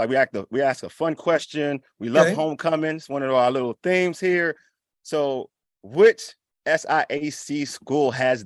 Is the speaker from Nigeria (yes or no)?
yes; Nigeria; I'm Nigerian.